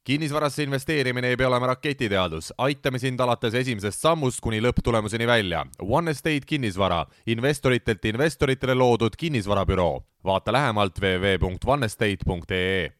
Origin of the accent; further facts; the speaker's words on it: Haapsalu, Lääne County, Estonia; also born or lived in Tallinn / United States / Nõo Parish; sündisin Tallinnas, elasin Haapsalus